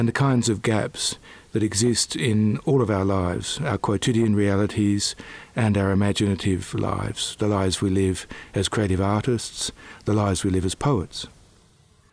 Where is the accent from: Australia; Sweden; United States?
Australia; Perth, Western Australia; also born or lived in Adelaide, Australia; now in Canberra, Australia; I was born in Adelaide and then moved to Perth when I was 8 years old and moved to Canberra in 1990